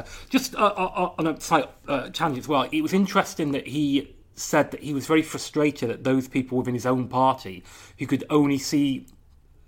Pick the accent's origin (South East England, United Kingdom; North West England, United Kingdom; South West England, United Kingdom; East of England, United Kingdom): North West England, United Kingdom; Crewe; moved away; also born or lived in London; we both lived for many years in London, but I'm from Crewe